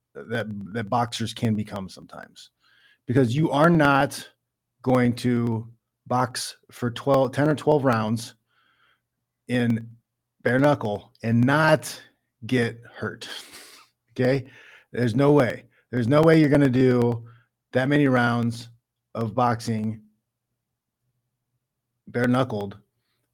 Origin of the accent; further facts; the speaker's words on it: Midwest, United States; I'm from the Midwest